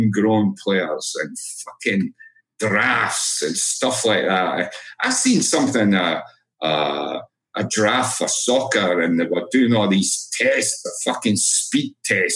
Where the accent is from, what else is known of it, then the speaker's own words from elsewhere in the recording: Edinburgh, Scotland, United Kingdom; moved away as an adult; now in United States; I'm from Edinburgh